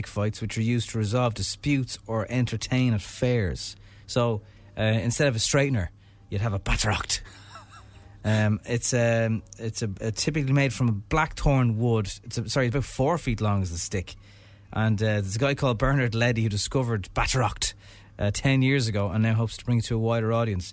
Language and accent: English; Ireland; as an Irish person